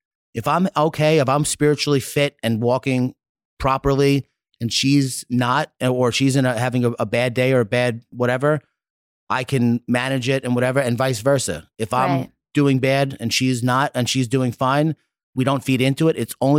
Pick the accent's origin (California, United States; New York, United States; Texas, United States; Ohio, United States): New York, United States; I'm big and I have blue eyes. I'm from New York.